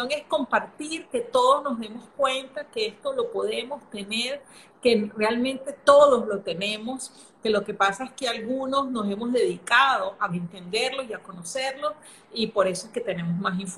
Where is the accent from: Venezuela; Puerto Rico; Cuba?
Venezuela; also born or lived in Brazil / Singapore; now in Panama; soy venezolana, ahorita vivo ah, en Panamá, pero He, vivido, en Brasil, en Singapur